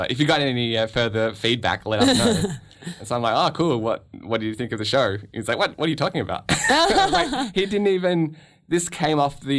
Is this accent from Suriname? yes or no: no; Canada; I am a Canadian citizen